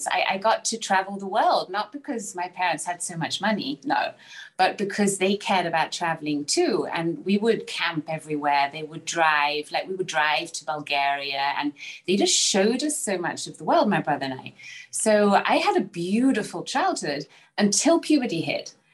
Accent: Salzburg, Austria; also born or lived in Bristol, England; I was born in England, England, so in Bristol, in the UK. Um, yeah, and then I was raised in Salzburg, Austria.

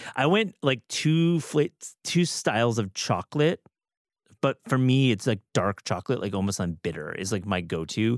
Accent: Midwest, United States; I grew up in the Midwest

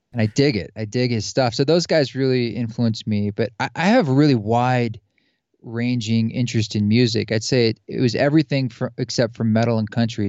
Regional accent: outside Portland and Salem, Oregon, United States; moved away; also born or lived in New York City; I grew up in the Pacific Northwest, outside Portland and Salem, Oregon

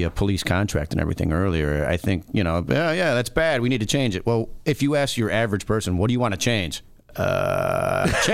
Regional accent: Chicago, Illinois, United States; I'm born and raised in Chicago.

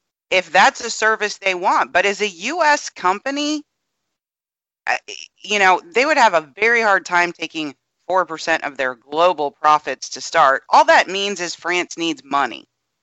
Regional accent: United States; I, as an American

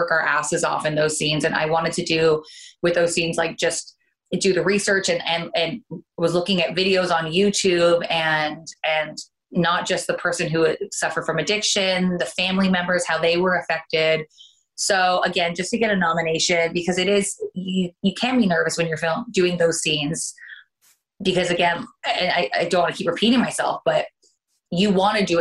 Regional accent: Canada; accent: Canadian; moved away as an adult; now in United States; I am originally from Canada and I ended up coming down for pilot season.

